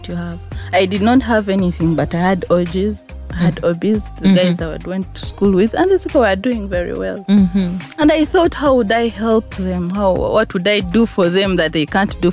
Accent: Entebbe Road, Central Region, Uganda; I grew up from Entebbe Roads and just a normal home

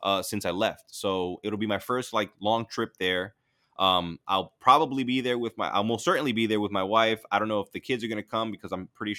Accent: The Bronx, New York, United States; accent: half Florida, half New York; Because they don't believe that I'm from the Bronx. You know what I'm saying? Like, I tell them I have this, like, half Florida, half, you know, New York accent where I sound like a suburban dad now.

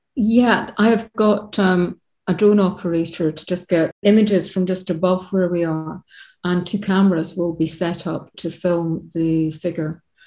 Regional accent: Scotland, United Kingdom; I grew up in Scotland

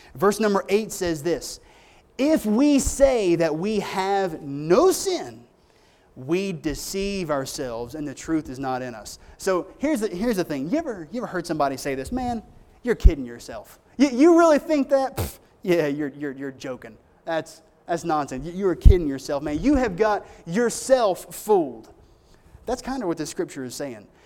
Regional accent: United States; I'm an American. That's my country

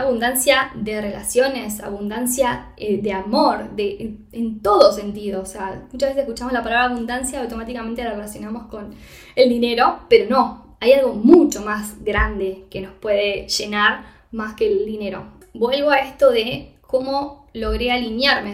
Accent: Argentina; moved away as an adult; also born or lived in Costa Rica / Mexico; now in Castellón de la Plana, Spain; Yo me mudé, me fui de Argentina, mejor dicho, en enero del 2022 de este año

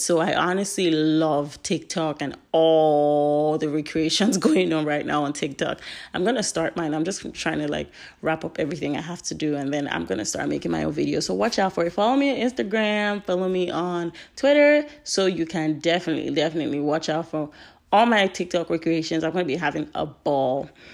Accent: Nigeria; now in United States; I am Nigerian. My parents are Nigerian

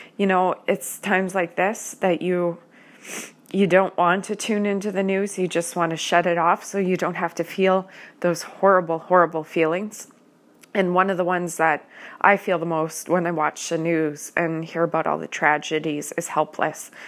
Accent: Canada; I am a Canadian citizen

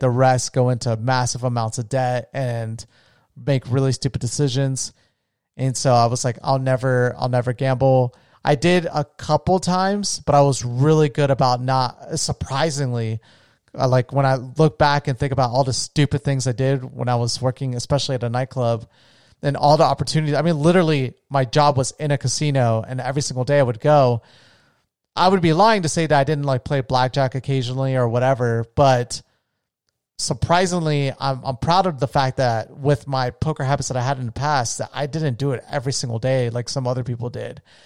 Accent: Florida, United States; the area I grew up in in Florida

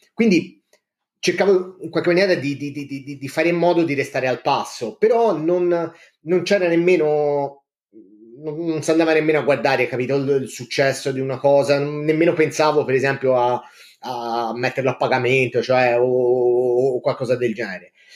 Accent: Livorno, Tuscany, Italy; vengo da Livorno, ci vivo insomma da quasi sempre

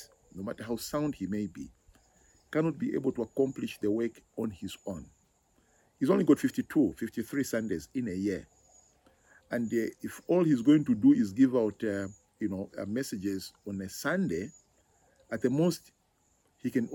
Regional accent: Zambia; I am from Zambia.

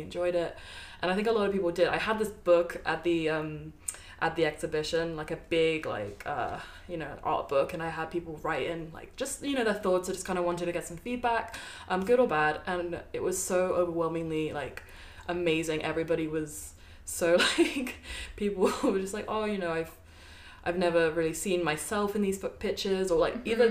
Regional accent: Brighton, South East England, United Kingdom; I've I've grown up in Brighton for what? How many years? Like ten years or plus

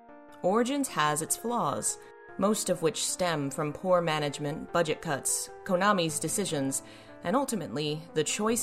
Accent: United States; for an American like myself

